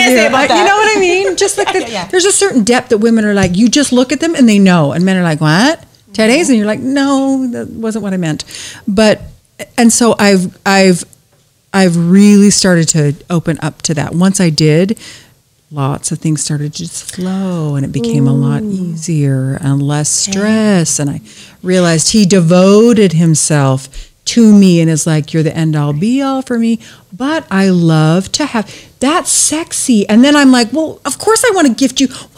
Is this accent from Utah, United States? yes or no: yes; Alpine, Utah, United States; moved away as an adult; also born or lived in Salt Lake City, Utah; now in Orange County, United States; I grew up in a little area called Alpine